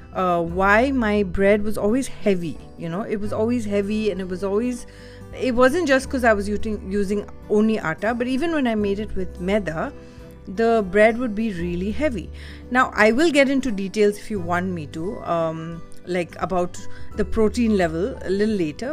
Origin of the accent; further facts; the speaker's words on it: India; I'm Indian